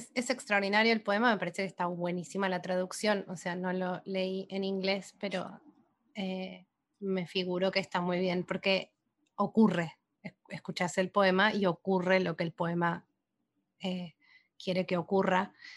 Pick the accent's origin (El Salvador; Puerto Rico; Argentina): Argentina; now in Brooklyn, United States; ahora estoy viviendo en Brooklyn, pero soy de Argentina.